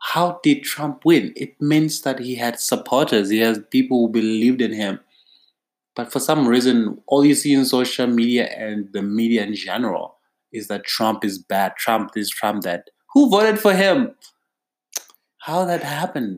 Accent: South Africa; as a South African

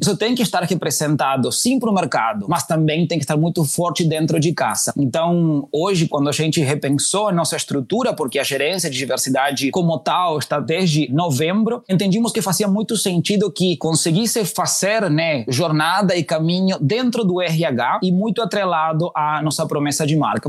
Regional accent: Uruguay; Portuguese is a second language; moved away as an adult; also born or lived in Chile; now in Brazil; eu sou do Uruguai. Eu hoje já vou cumprir quatro anos no Brasil

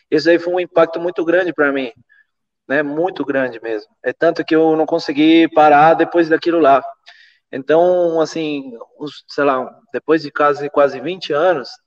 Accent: Venezuela; eu comecei nos Andes, eu sou da Venezuela também

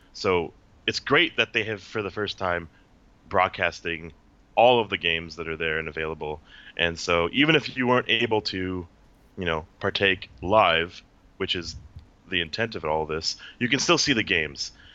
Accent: Minnesota, United States; moved away as an adult; now in Seattle, United States; Born and raised in Minnesota, and I'm in Seattle now

